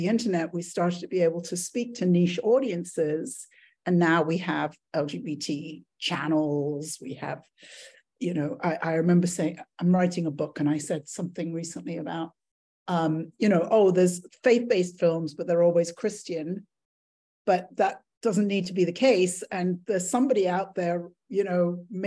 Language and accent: English; England, United Kingdom; moved away; I grew up in England